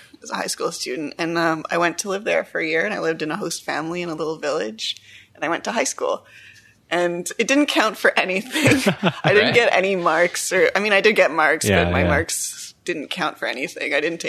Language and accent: English; Ottawa, Ontario, Canada; also born or lived in France / Montreal / Quebec City; I grew up in Canada. I was born in Ottawa. Grew up in Canada. And then I went on a high school year abroad for a year in France. That was awesome. Mm-hmm. And then I came back and I decided I wanted to live in Montreal for a few years